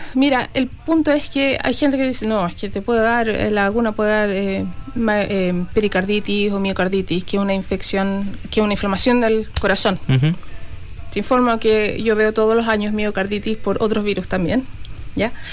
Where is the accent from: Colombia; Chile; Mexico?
Chile; moved away as an adult; also born or lived in Canada / Australia; now in New Zealand; Partí Chile, me fui a Canadá, de Canadá volví a Chile, de Chile me fui a Australia y de Australia me vine a Nueva Zelanda